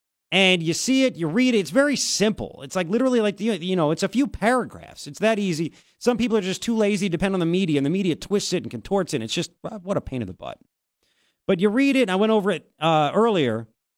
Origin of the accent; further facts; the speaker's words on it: Commack, New York, United States; I'm from Long Island also.